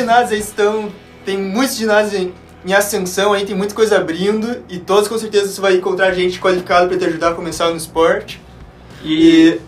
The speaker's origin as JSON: {"language": "Portuguese", "town": "Curitiba", "region": "Paraná", "country": "Brazil", "said": "sou de Curitiba"}